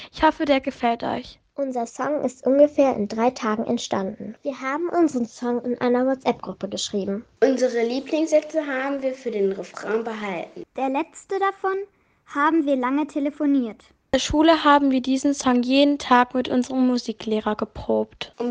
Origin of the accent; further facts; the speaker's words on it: Hamburg, Germany; Ich bin …, ich bin zehn Jahre alt und wir kommen aus Hamburg.